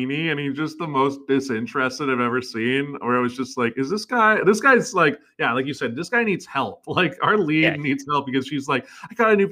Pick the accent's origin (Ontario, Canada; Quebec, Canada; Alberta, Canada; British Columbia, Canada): British Columbia, Canada; I'm being from BC.